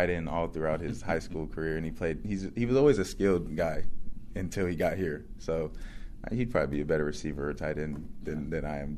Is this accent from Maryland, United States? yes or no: no; California, United States; I'm from the Central Valley, we don't get too many, too much like hype or recruitment from athletes.